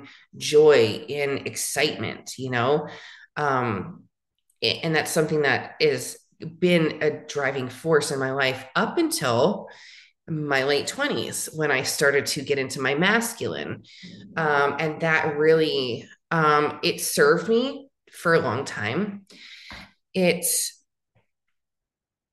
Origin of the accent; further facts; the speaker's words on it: San Francisco Bay Area, California, United States; moved away as an adult; also born or lived in Los Angeles, California / Phoenix, Arizona; now in Tucson, United States; I am from California, from the Bay Area, born in San Francisco area, lived in different cities along in those in that Bay Area sector